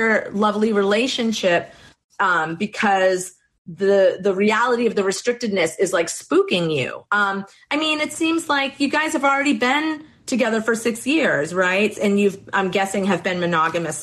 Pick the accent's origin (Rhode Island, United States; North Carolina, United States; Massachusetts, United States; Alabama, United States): Massachusetts, United States; Boston; you can tell I'm from Boston